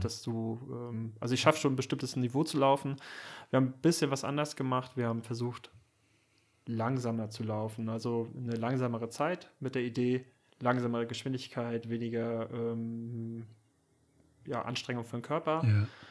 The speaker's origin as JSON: {"language": "German", "town": "Süderbrarup", "region": "Schleswig-Holstein", "country": "Germany", "tie": "born or raised there", "moved": "yes", "lives_now": "Kiel, Germany", "said": "Süderbrarup als mein Heimatdorf"}